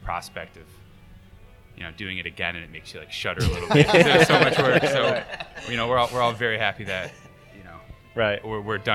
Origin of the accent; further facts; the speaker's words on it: Buffalo, New York, United States; I'm from Buffalo